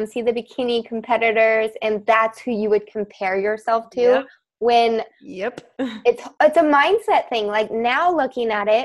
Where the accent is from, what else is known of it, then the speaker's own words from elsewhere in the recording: Midwest, United States; I grew up in the Midwest